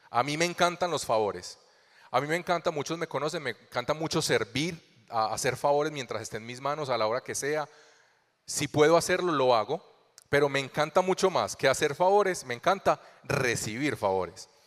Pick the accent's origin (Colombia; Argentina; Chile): Colombia; also born or lived in Venezuela; Hace ocho años llegamos aquí a Colombia desde Venezuela. Yo soy colombiano, conocí al amor de mi vida en Venezuela